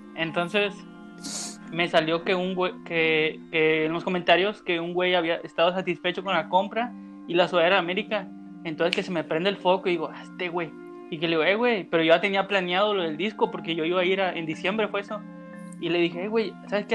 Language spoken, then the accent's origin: Spanish; Mazatlán, Sinaloa, Mexico; also born or lived in Tampico, Tamaulipas; de Mazatlán, ah, Sinaloa. y viví, viví como 7, 8 años, 7, 6 años en Tampico.